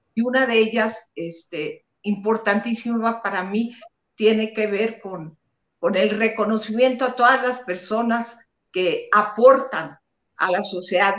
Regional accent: Monterrey, Nuevo León, Mexico; de donde soy yo, de Monterrey, Nuevo León

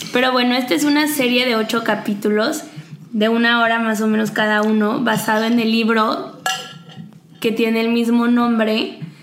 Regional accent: Mexico; nosotros como mexicanos

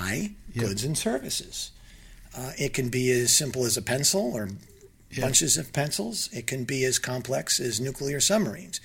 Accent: East Coast of the United States, United States; Born and raised on the East Coast of the United States

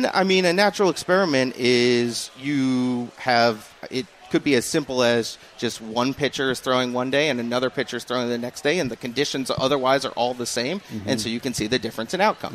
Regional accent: Rhode Island, United States; moved away; I grew up in Rhode Island, which is Red Sox territory

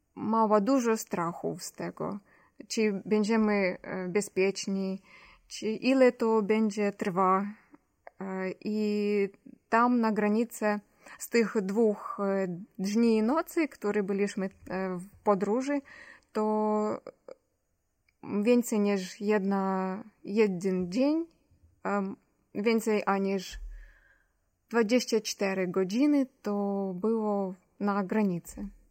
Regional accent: Ukraine; Polish is a second language; moved away as an adult; also born or lived in Kyiv; now in Poland; jestem nie, Pol nie z Polski, a jestem z Ukrainy

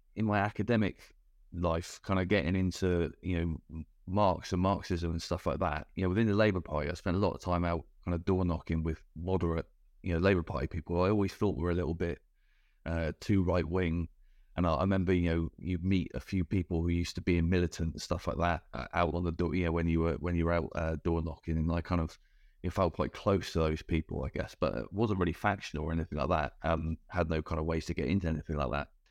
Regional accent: Cornwall, South West England, United Kingdom; I grew up in Cornwall

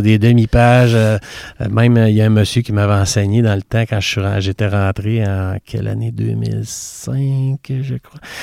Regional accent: Quebec City, Quebec, Canada; je suis né, comme tout le monde, à l'enfant Jésus, mais j'ai grandi à Beauport

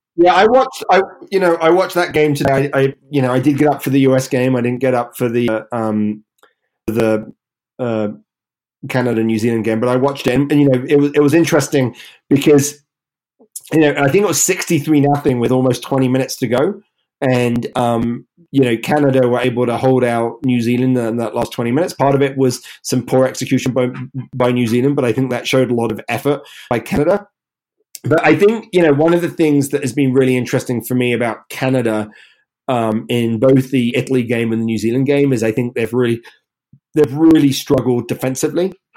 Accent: England, United Kingdom; moved away as an adult; now in United States; we're here in the US. Obviously, I'm English

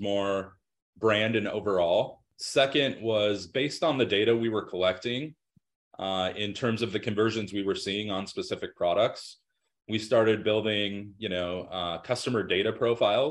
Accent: Denver, Colorado, United States; I was born and raised in Denver

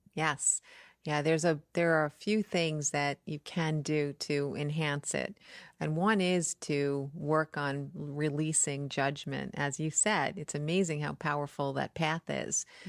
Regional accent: New York, United States; I'm from New York

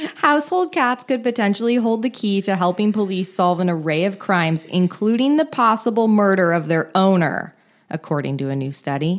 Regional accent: Marin County, California, United States; born or raised there

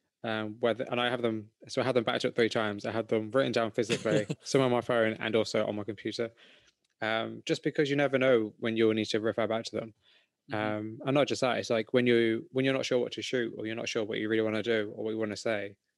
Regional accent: England, United Kingdom; I'm from England

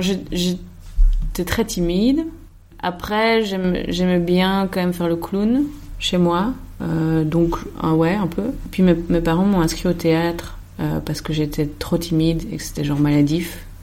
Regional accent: Soignies, Wallonia, Belgium; Moi, je suis né le 16 décembre 1991 à Soigny, dans le Hainaut, en Belgique

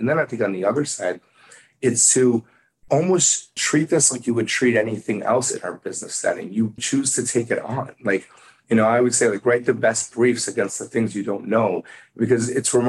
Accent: Midwest, United States; And so I think I grew up in the Midwest, and I usually sort of are an observer a little bit.

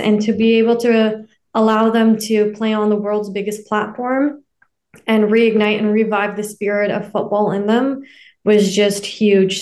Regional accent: Canada; also born or lived in Afghanistan; I grew up in Canada, correct? I came to Canada when I was two years old, but I'm originally from Afghanistan.

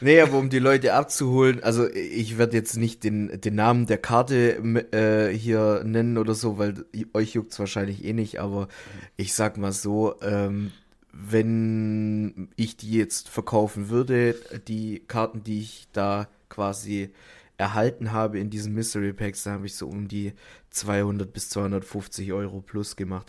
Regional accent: Stuttgart, Baden-Württemberg, Germany; bei uns in Stuttgart

